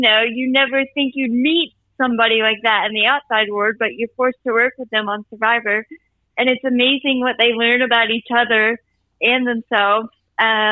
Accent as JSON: {"language": "English", "region": "Virginia", "country": "United States", "said": "I'm from Virginia"}